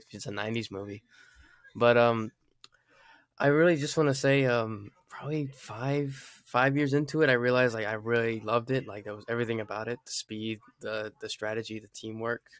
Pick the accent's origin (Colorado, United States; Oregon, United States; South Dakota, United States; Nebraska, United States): Colorado, United States; Fort Carson; we I grew up in Fort Carson, so like like a couple years, and that's where I was born at.